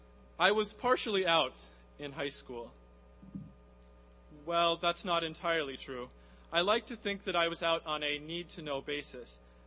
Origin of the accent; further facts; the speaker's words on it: Midwest, United States; moved away; I'm from the Midwest. Being geographically different is a challenge at Princeton